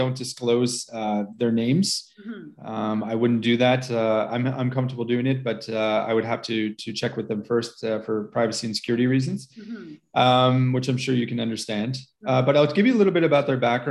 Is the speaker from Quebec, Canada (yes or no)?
yes; Montreal, Quebec, Canada; moved away as an adult; also born or lived in Grand Cayman, Cayman Islands; now in Cayman Islands; I grew up in Montreal, Canada